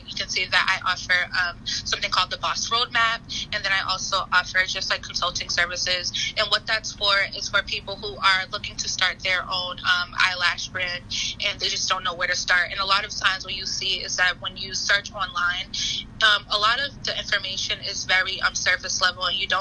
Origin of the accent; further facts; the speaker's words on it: Boston, Massachusetts, United States; moved away as an adult; now in Philadelphia, United States; I am from Boston, Massachusetts, and I came to Philadelphia